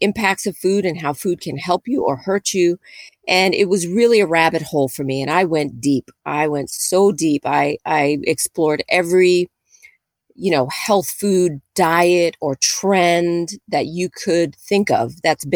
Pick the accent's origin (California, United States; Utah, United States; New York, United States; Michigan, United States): New York, United States; New York City; I'm a native New Yorker. I was born and raised in New York City.